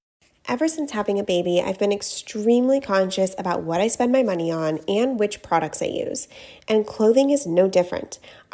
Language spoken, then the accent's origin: English; San Diego, California, United States; I'm from San Diego.